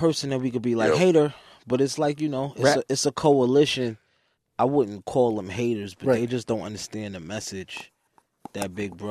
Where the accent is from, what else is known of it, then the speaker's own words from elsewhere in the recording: New York City, New York, United States; I'm from Harlem.